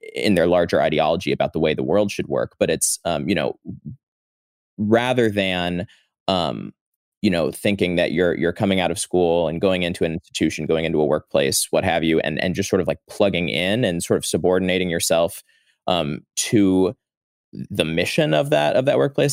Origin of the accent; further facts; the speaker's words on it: St. Louis, Missouri, United States; moved away as an adult; now in Washington, D.C., United States; I'm from Saint Louis. I, uh, have lived in D C since twenty seventeen